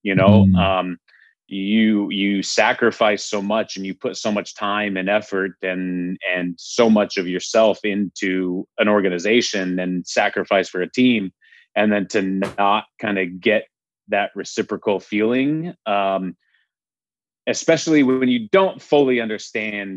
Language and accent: English; Salt Lake City, Utah, United States; also born or lived in Wyoming; So I grew up originally born in Wyoming, one of the very few relatively in this world that come from the state of Wyoming, but moved to Salt Lake City, Utah when I was young. Grew up there.